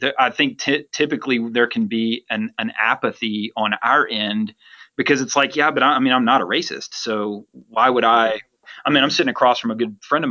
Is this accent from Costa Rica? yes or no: no; the South, United States; As a white male who grew up in the South